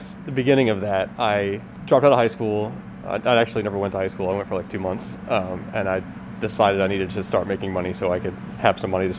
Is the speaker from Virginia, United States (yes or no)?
yes; Virginia, United States; I'm from Virginia, but my dad was a SEAL in the Navy, so we traveled a lot.